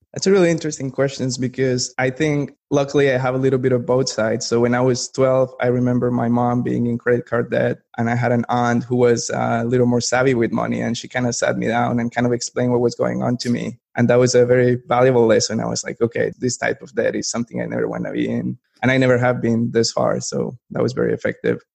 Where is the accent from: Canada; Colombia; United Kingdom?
Colombia; moved away as an adult; now in Raleigh, United States; I'm from Colombia originally. I was born and raised over there, moved to the US for college, and just kind of ended up staying here